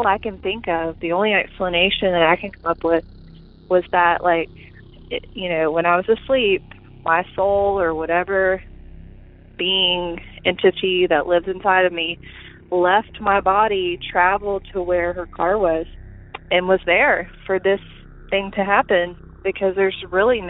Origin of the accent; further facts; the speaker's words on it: Alabama, United States; I'm from Alabama